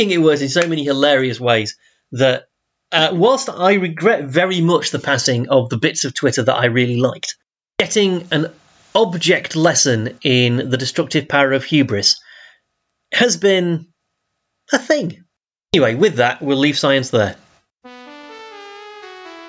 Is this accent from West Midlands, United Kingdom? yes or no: no; Doncaster, Yorkshire and the Humber, United Kingdom; I grew up in Doncaster